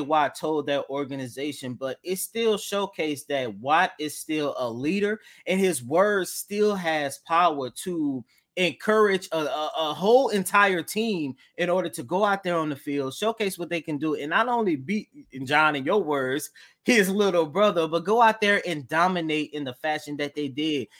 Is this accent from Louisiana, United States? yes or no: yes; New Orleans, Louisiana, United States; I'm from New Orleans